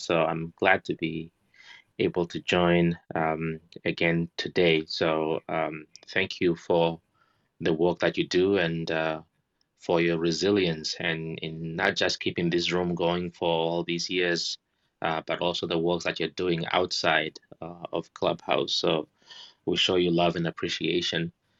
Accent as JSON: {"language": "English", "country": "Namibia", "said": "I'm from Namibia, and elephants are some of the most magnificent animals."}